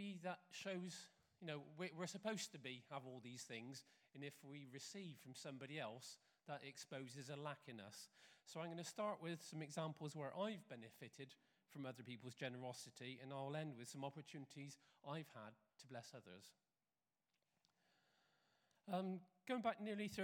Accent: United Kingdom; being British

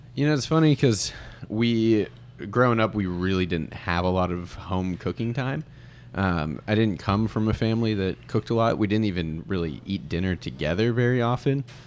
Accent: Sandy Springs, Georgia, United States; also born or lived in Pittsburgh; technically Sandy Springs, but kinda off Roswell Road, closer to Buckhead.

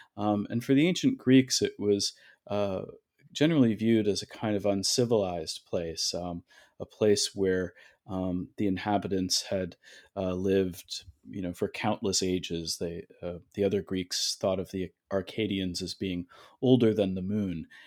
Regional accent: Toronto, Ontario, Canada; now in New Haven, United States; originally I'm from Toronto, Canada

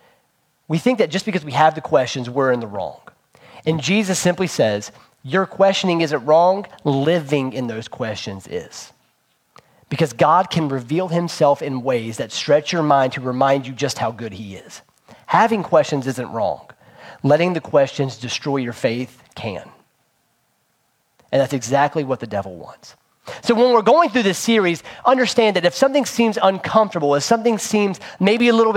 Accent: Princeton, West Virginia, United States; moved away; where we grew up in Princeton, West Virginia.

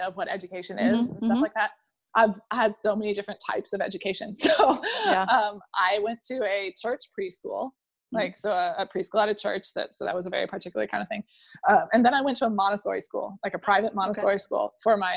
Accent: Indiana, United States; also born or lived in Chicago; I'm from Indiana

